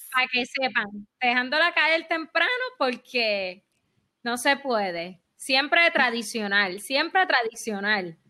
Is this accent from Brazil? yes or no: no; Puerto Rico; aún siendo nosotros todos puertorriqueños